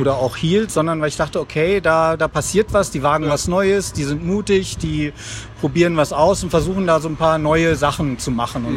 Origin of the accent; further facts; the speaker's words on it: Lüneburg Heath, Lower Saxony, Germany; now in Berlin, Germany; ich bin ja kein gebürtiger Berliner, sondern komme aus der Lüneburger Heide